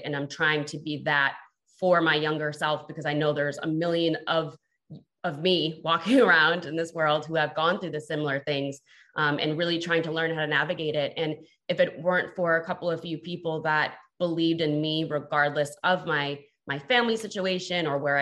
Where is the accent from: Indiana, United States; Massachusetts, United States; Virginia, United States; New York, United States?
Massachusetts, United States; Boston; also born or lived in El Paso, Texas; moved to Boston, Massachusetts, where I was raised